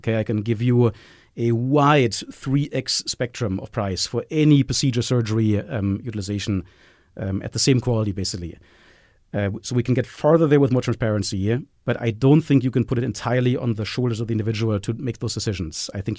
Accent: Germany; accent: German; English is a second language; I can say this with my German accent.

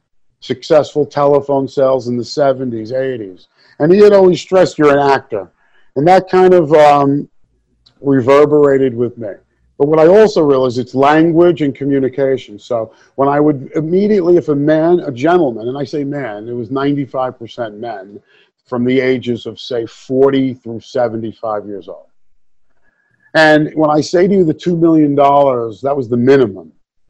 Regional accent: New York City, New York, United States; I'm from Brooklyn.

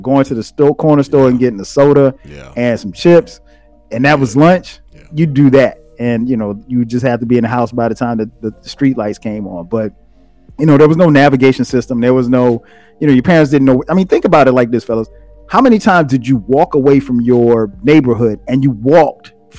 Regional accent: South Carolina, United States; I grew up in South Carolina, so a much smaller place

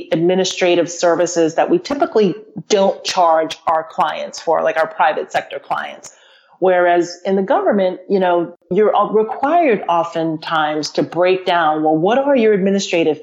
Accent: United States; growing up in the United States

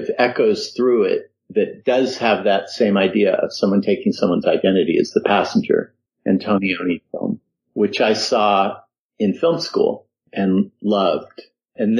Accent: Denver, Colorado, United States; moved away; I grew up in Colorado

